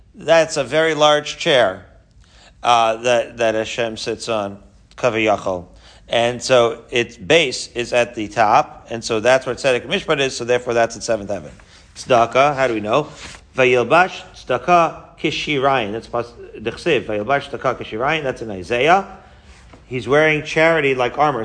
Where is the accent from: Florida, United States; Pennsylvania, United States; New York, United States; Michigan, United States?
New York, United States; Merrick; moved away as an adult; also born or lived in Israel; I grew up in Merrick, Long Island, with this guy